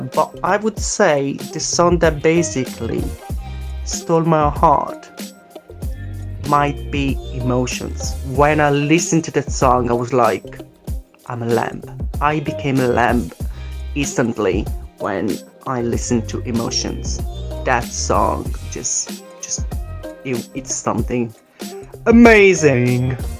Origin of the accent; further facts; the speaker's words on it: Italy; now in London, United Kingdom; I'm from Italy, but I live in London, UK.